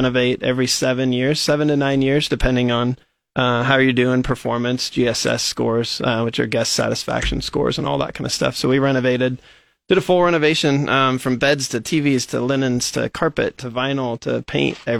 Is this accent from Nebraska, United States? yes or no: yes; Hastings, Nebraska, United States; moved away as an adult; now in Lincoln, United States; I'm originally from Hastings, Nebraska, and grew up on a farm out there by Kennesaw. Went to Hastings High for high school